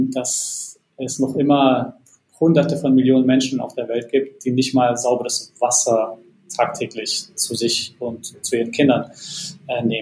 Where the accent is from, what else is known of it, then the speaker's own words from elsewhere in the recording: Bosnia & Herzegovina; also born or lived in United States; now in Germany; Äh, ich komme eigentlich ursprünglich nicht aus Deutschland, sondern ähm, aus Bosnien und habe einen Werdegang äh, von Bosnien über Deutschland, Amerika und wieder zurück ähm, nach Deutschland gemacht